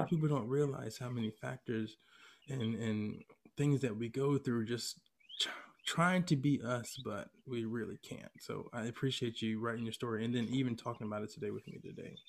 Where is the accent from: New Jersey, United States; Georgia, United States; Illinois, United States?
Georgia, United States; Atlanta; moved away as an adult; now in California, United States; when I was living in my hometown of Atlanta